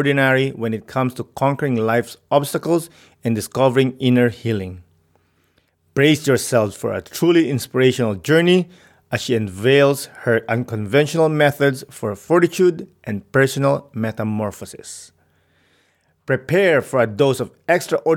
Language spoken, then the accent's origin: English; Philippines; moved away; I grew up in the Philippines